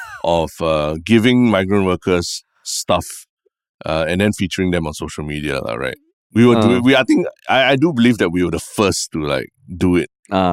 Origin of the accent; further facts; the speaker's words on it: Singapore; I'm a Singaporean person.